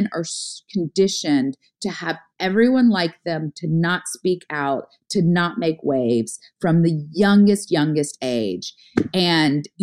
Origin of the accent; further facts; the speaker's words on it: the South, United States; as a girl growing up in the South